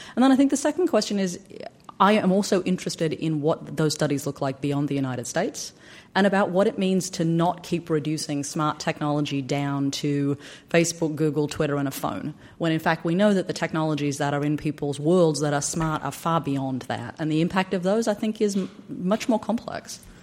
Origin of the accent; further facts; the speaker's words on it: Australia; Black Australia from my hometown